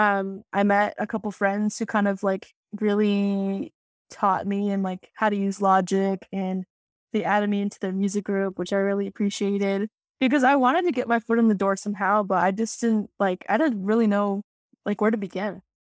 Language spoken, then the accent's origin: English; Tucson, Arizona, United States; now in DMV area, United States; I am from Tucson. That is the homeland